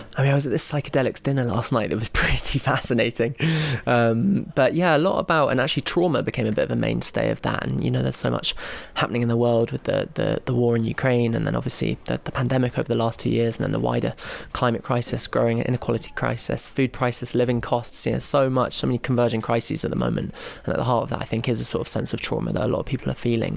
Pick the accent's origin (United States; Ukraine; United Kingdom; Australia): United Kingdom; London; I'm from London, England